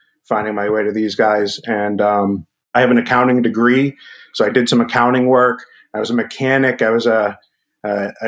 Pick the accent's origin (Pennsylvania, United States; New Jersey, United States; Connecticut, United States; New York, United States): Pennsylvania, United States; Pittsburgh; I am from the Pittsburgh area